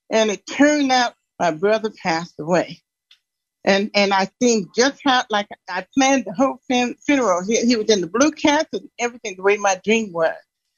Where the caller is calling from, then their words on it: Denver, Colorado, United States; I'm from Denver.